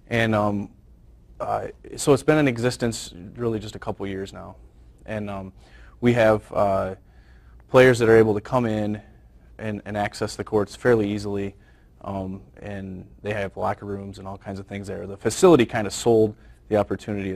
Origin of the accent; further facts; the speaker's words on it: Northern Michigan, United States; I'm born and raised in Northern Michigan